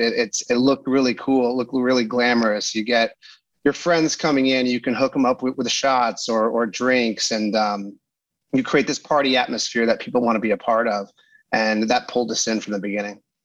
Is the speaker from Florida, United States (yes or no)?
no; Pasadena, California, United States; I grew up in Pasadena, California